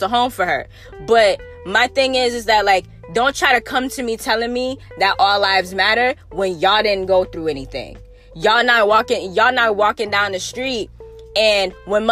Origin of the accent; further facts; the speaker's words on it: West Palm Beach, Florida, United States; I'm from the South. I was raised in the hood in the South.